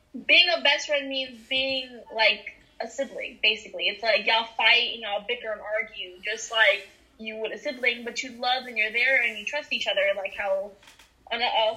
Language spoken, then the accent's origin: English; New York City, New York, United States; I'm from the Bronx.